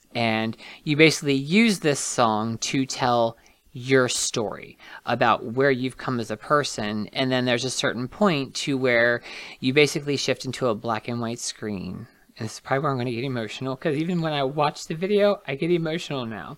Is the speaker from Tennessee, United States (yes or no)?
no; Martinsburg, West Virginia, United States; also born or lived in Charles Town, West Virginia; I am born and raised West Virginian. I'm very proud of that. I grew up in Martinsburg.